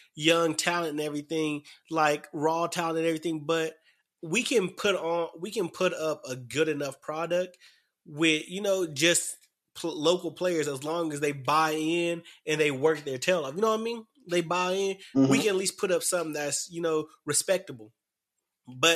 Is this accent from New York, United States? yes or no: no; Dallas, Texas, United States; moved away; I came from Dallas.